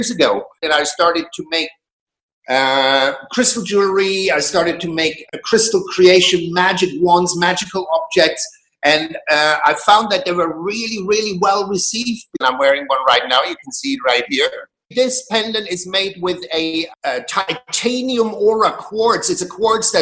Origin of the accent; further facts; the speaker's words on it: Germany; moved away as an adult; also born or lived in Berlin, Germany; now in Glastonbury, United Kingdom; I was born in Germany in a very small town, very conservative circumstances. At the age of 19, I decided to break free.